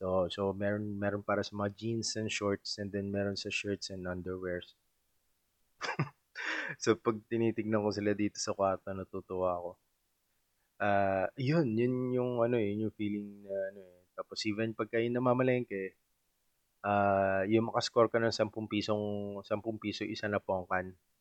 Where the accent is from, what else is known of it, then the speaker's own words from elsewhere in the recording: Subic, Central Luzon, Philippines; also born or lived in Olongapo City; taga-Subic ako and then nag-aral ako sa Olongapo City na 30 minutes drive lang